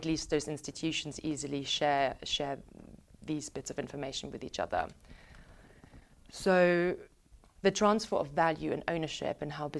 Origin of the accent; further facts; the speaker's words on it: Munich, Bavaria, Germany; now in United Kingdom; you know, I'm originally from Munich in Germany